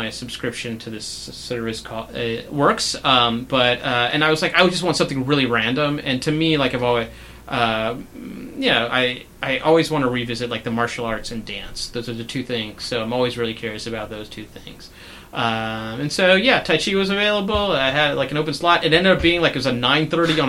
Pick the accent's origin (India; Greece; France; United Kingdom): India; I'm Indian